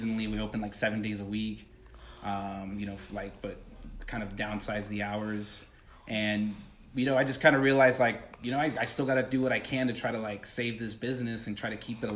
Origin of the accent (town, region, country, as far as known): Hemet, California, United States; born or raised there; also born or lived in East Los Angeles / South El Monte